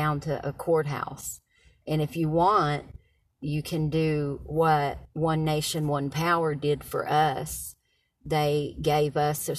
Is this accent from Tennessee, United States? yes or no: yes; Knoxville, Tennessee, United States; I was born in Knoxville, Tennessee today. A few years ago.